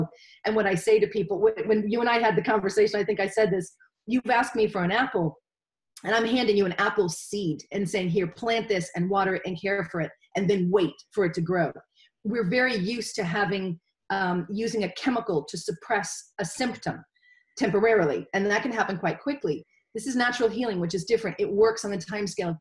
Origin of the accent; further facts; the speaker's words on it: United States; moved away as an adult; now in Wales, United Kingdom; As an American